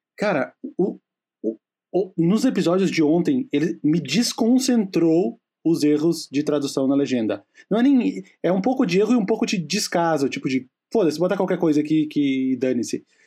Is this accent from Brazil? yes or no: yes; Rio Grande do Sul, Brazil; accent: gaúcho